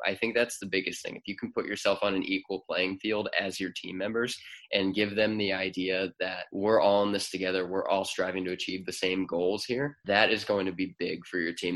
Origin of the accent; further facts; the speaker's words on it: Cleveland, Ohio, United States; moved away as an adult; also born or lived in Nashville, Tennessee / Athens, Ohio; We're both originally from Cleveland and we're back in Cleveland now